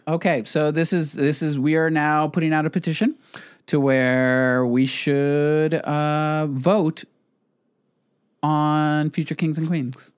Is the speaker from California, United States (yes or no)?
no; Texas border, United States; growing up on the Texas border